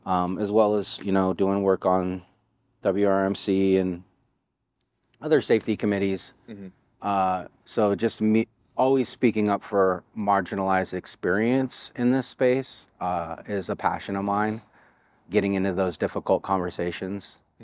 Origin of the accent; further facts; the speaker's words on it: Richmond, California, United States; I gained that skill just growing up in the Bay Area and having to have your head on a swivel in some of the neighborhoods I grew up in. Richmond, California was one of them in the late 80s and early 90s during the crack epidemic.